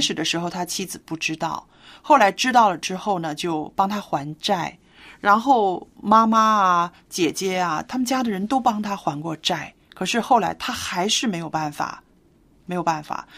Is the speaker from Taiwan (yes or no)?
no; China; 我们中国人说，啊，避风的港湾